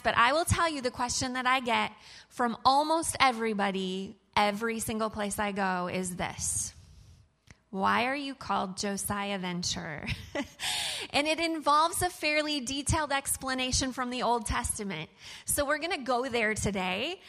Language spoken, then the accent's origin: English; Fort Wayne, Indiana, United States; I'm from Fort Wayne, Indiana.